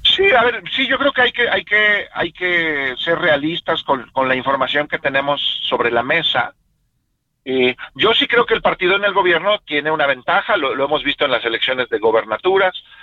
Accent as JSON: {"language": "Spanish", "country": "Mexico", "said": "a mí como ciudadano mexicano"}